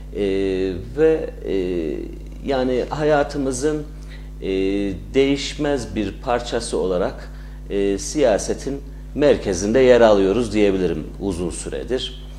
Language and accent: Turkish; Bünyan, Kayseri Province, Turkey; also born or lived in Ankara; 1985 Kayseri Bünyan doğumluyum. Ee, bütün ilk orta öğretimimi, lise eğitimimi Bünyan'da tamamlamış bir insanım.